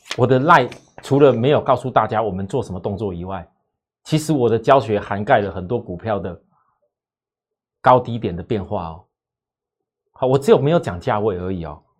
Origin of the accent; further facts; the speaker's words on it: Taiwan; 我们台湾这边